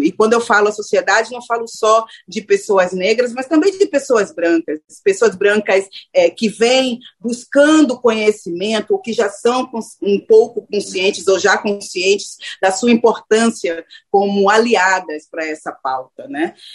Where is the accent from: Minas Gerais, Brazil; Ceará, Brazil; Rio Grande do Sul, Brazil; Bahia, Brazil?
Bahia, Brazil; Salvador; moved away as an adult; also born or lived in Rio de Janeiro–São Paulo; eu sou de Salvador, né? É importante falar que eu sou nordestina, que eu começo, inclusive, a minha carreira em Salvador